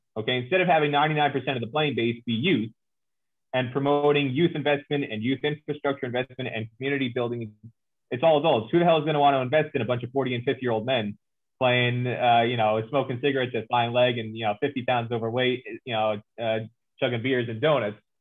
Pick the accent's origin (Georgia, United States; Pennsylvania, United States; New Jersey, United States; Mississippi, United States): New Jersey, United States; also born or lived in New York; born in New York, raised in New Jersey, born and raised in America